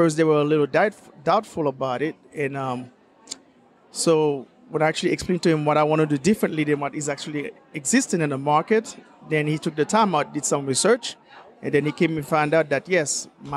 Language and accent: English; Haiti; also born or lived in Florida, United States; now in Hemsbach, Germany; I'm originally from Haiti, but I live in Florida, and now my home is in Germany.